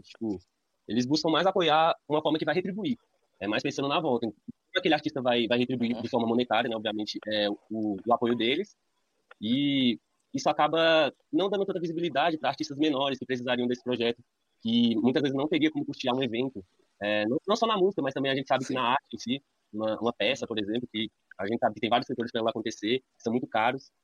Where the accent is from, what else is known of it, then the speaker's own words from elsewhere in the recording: Ceilândia, Federal District, Brazil; now in Recanto das Emas, Brazil; Fui criado na Ceilândia, mas atualmente moro no Recanto das Emas.